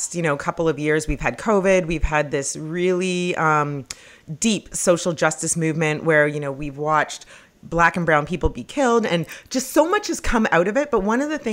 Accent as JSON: {"language": "English", "country": "Canada", "tie": "born or raised there", "moved": "yes", "said": "I grew up in Canada"}